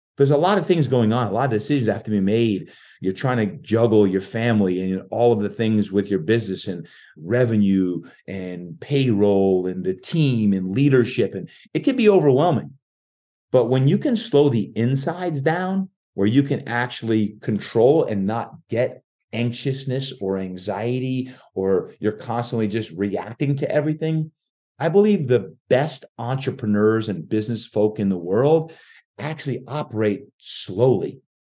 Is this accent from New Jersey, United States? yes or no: yes; New Jersey, United States; moved away as an adult; now in San Diego, United States; I was born and raised in New Jersey and moved to San Diego